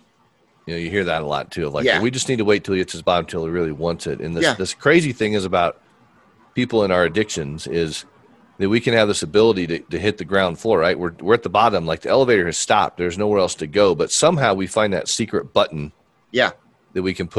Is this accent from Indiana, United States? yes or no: yes; Fort Wayne, Indiana, United States; I was born in Fort Wayne, Indiana